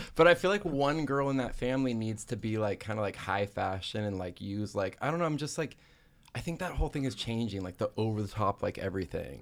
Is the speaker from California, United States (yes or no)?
yes; Pasadena, California, United States; I grew up in Pasadena, California, where there's actually not a lot of Mormons